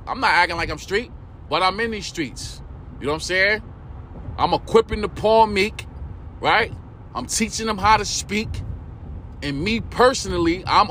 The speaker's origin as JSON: {"language": "English", "town": "New York City", "region": "New York", "country": "United States", "tie": "born or raised there", "said": "that's where I'm from, East New York, Brooklyn"}